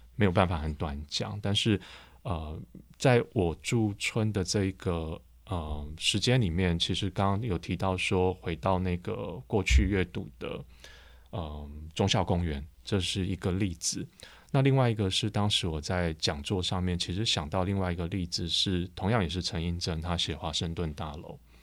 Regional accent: Taipei, Taiwan; 我出生在附近，我是嗯。出生在那个济南路上， 就是新生站的后面的一条巷子里

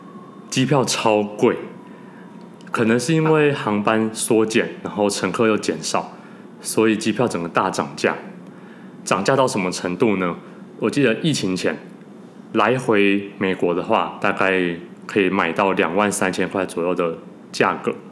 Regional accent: Taiwan; now in New York, United States; 我们聊了我们怎么从台湾搬移到纽约的过程。

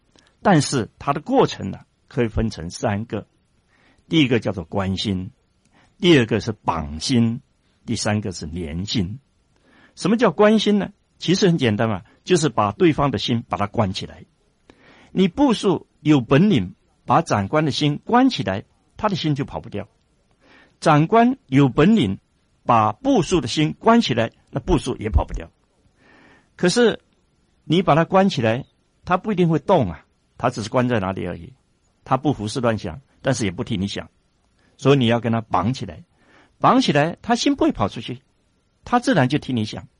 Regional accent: China; 我觉得我们中国人其实很容易相处

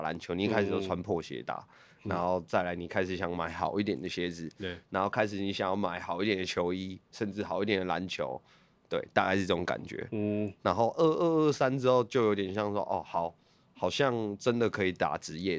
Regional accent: Hsinchu, Hsinchu City, Taiwan; 对，我新竹人。

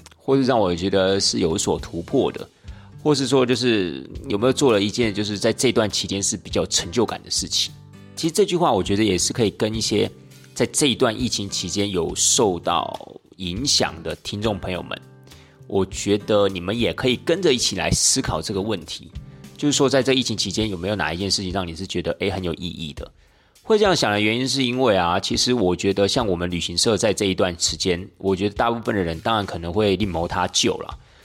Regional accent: Tainan, Taiwan; 甚至像我的家乡台南

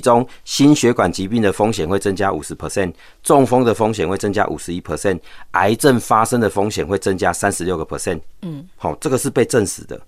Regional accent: Taiwan; 我们台湾人现在平均寿命到八十几岁了

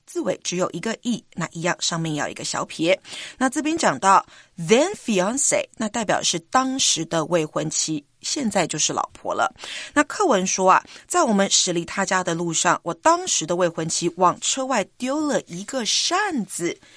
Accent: Taiwan; we Taiwanese

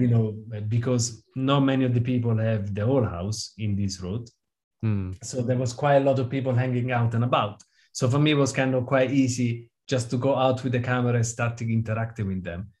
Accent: Rome, Lazio, Italy; now in United Kingdom; I grew up in Rome

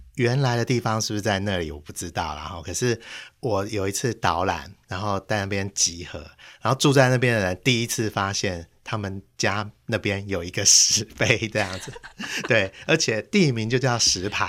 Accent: Taipei, Taiwan; 我们台北人

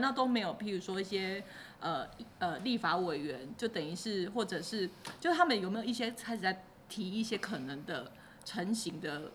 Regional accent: Taiwan; 因为即使我们台湾这边OK了

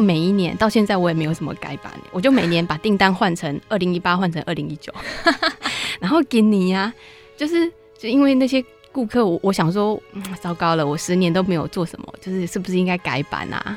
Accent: Taiwan; 其实我们就是台湾

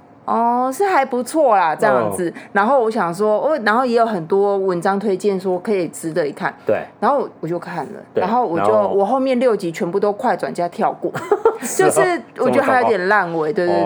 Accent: Taiwan; 而特别对我们台湾人来说，

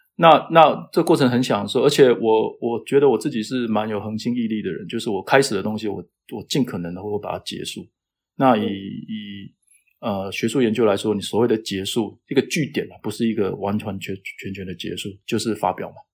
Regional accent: Taitung, Taitung County, Taiwan; moved away as an adult; also born or lived in Taoyuan, Taiwan; now in United States; 我老家是在台东嘛，我就在想，我想回台东去当老师

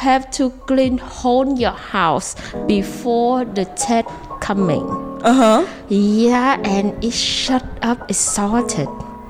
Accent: Mekong Delta, Vietnam; English is a second language; moved away as an adult; now in Taiwan; I came from Vietnam and my hometown is just a part of the Mekong Delta.

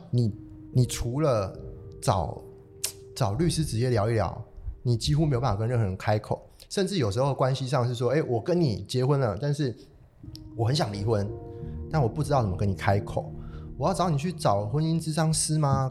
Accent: southern Taiwan, Taiwan; moved away as an adult; now in Taichung, Taiwan; 我是一个来自南部的小孩

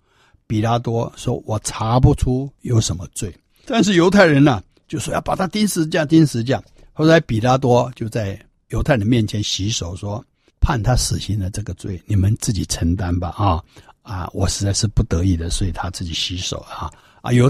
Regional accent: China; 可是我们中国人认为基督教是洋教，所以都排斥啊

